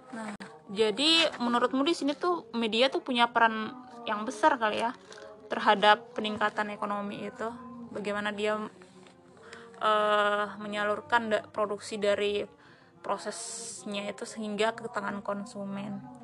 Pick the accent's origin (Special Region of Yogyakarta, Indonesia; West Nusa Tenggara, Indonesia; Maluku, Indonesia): West Nusa Tenggara, Indonesia; Sumbawa; saya sendiri tuh dari Sumbawa, Nusa Tenggara Barat